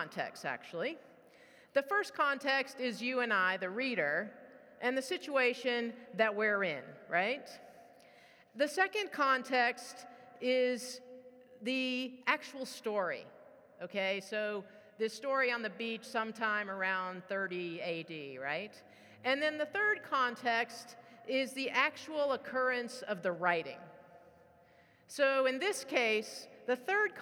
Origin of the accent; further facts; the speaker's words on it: New York, United States; we grew up in New York